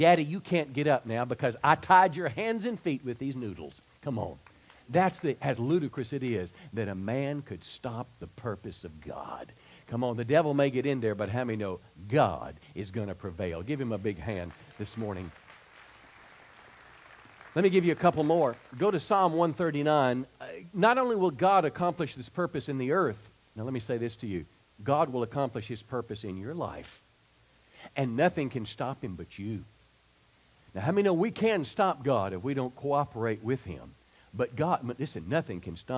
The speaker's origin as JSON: {"language": "English", "area": "DeSoto County", "region": "Mississippi", "country": "United States", "tie": "born or raised there", "moved": "yes", "said": "my hometown this year in DeSoto County, Mississippi."}